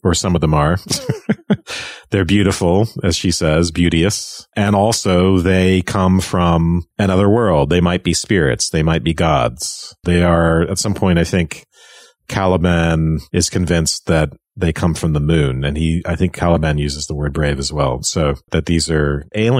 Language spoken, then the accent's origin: English; Ireland; When I was growing up in Ireland